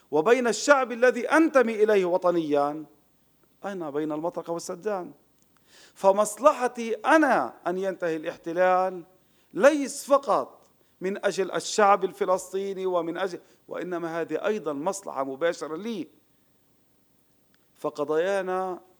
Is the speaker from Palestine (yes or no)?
yes; Palestine; now in Israel; طب أنا عربي فلسطيني بقيت في وطني لم آتي إلى دولة إسرائيل إسرائيل أجت علي